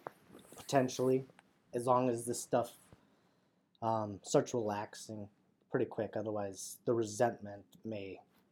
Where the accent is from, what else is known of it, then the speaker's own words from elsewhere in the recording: Wisconsin, United States; North of Green Bay, yeah.